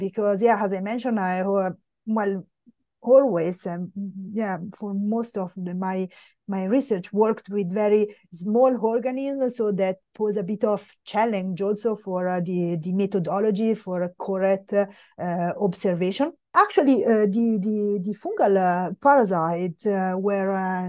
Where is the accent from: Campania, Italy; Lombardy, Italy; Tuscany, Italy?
Lombardy, Italy; Milan; moved away as an adult; also born or lived in France / Oslo, Norway / Austria; I grew up in Milano